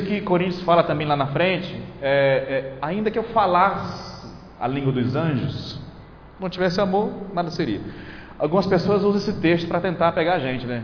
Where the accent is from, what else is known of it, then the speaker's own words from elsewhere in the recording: Porto Velho, Rondônia, Brazil; moved away; na minha cidade natal, Porto Velho